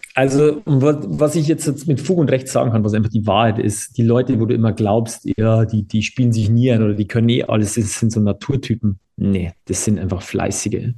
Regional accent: Bavaria, Germany; bei uns in Bayern

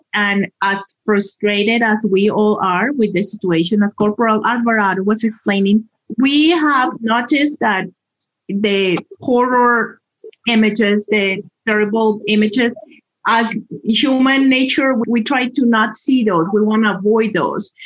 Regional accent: Colombia; moved away as an adult; now in Colorado, United States; I am originally from Colombia and I have been in this wonderful state for more than 20 years

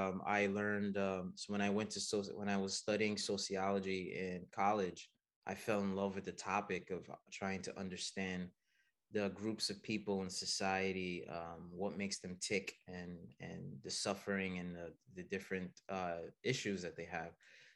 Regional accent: United States; also born or lived in Haiti / Canada; No, I was born and raised in here, here in the United States.

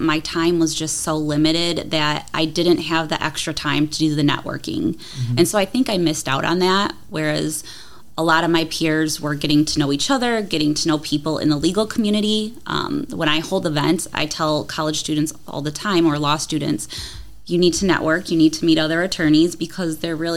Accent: Toledo, Ohio, United States; I grew up in Toledo

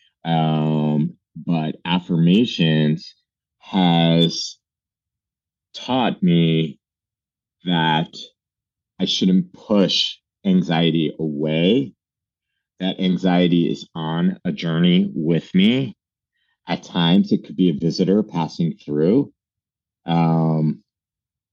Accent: New Jersey, United States; moved away as an adult; also born or lived in Brooklyn, New York; now in New York City, United States; I'm a New Yorker. I was born in Brooklyn. I was raised in New Jersey

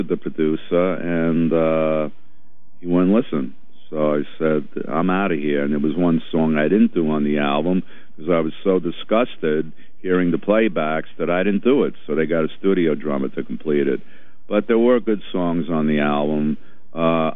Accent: New York City, New York, United States; I'm from Brooklyn.

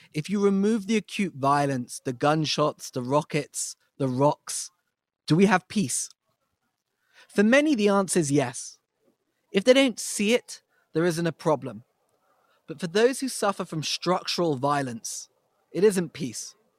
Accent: United States; As American Jews

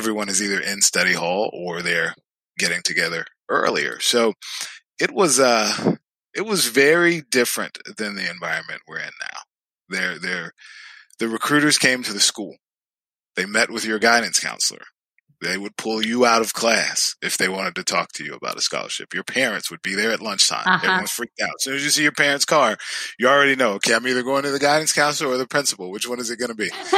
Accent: the South, United States; I grew up in the South, and it was interesting because sports in the South are virtually a part of life.

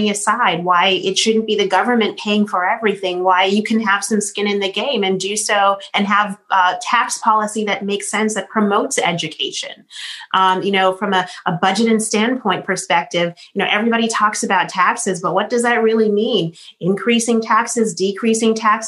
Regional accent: Boston, Massachusetts, United States; We grew up in Boston

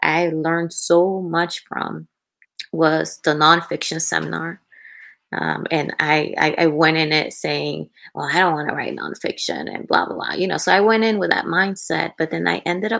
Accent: Dominican Republic; English is a second language; moved away; while I was growing up in the Dominican Republic.

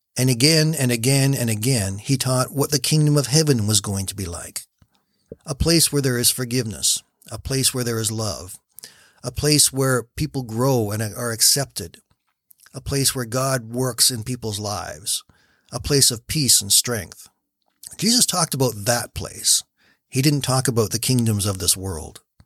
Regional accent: Canada; I am a Canadian

